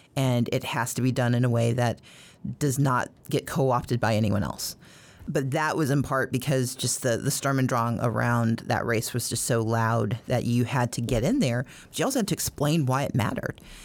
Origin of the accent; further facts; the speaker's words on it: Mississippi, United States; now in Georgia, United States; I grew up in Mississippi